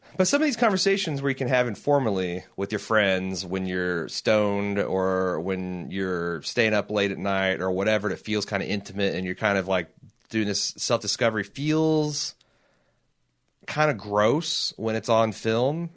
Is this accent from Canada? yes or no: no; United States; as an American citizen.